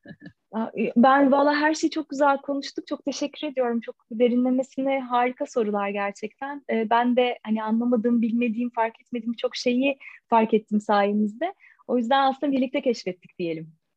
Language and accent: Turkish; Adapazarı, Sakarya, Turkey; moved away as an adult; now in Istanbul, Turkey; Yani Adapazarı'yla işte İstanbul arası iki saat. Yani her altının şimdi orada doğdum, büyüdüm. Şimdi de İstanbul'da yaşıyorum.